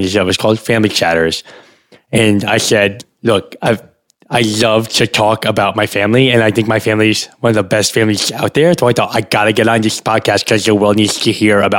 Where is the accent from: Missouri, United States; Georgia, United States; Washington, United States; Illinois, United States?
Illinois, United States; Evanston; born or raised there